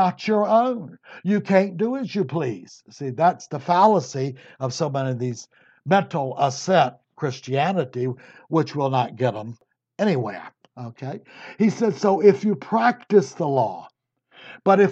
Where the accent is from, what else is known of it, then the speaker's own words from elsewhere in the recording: Virginia, United States; I was Virginia